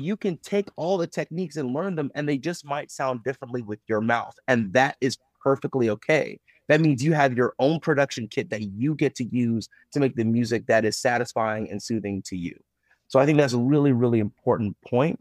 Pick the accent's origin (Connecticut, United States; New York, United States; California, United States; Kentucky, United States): Kentucky, United States; Owensboro; growing up in Owlsboro, Kentucky